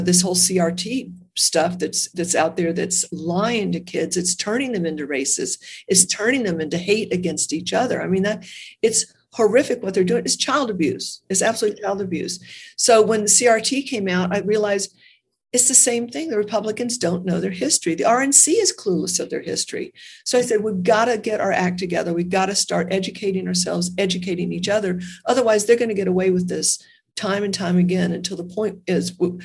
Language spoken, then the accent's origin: English; United States; I was born in America.